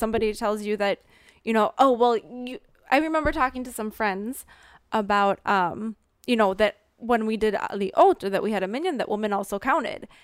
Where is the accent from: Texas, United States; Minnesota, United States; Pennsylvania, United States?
Minnesota, United States; accent: Minnesota; moved away as an adult; now in Israel; I grew up in the Midwest